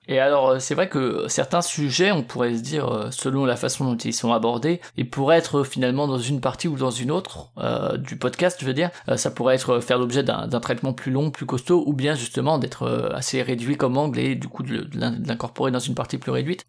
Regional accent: Strasbourg, Grand Est, France; moi je suis de Strasbourg

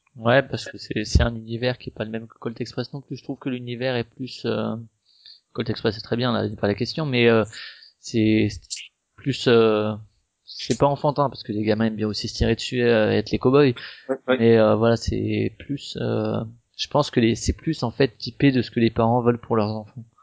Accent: Strasbourg, Grand Est, France; moi je suis de Strasbourg aussi

